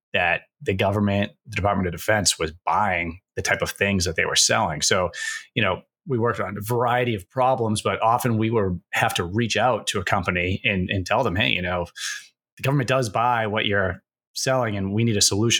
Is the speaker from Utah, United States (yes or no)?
no; Massachusetts, United States; moved away as an adult; I'm from New England area and Massachusetts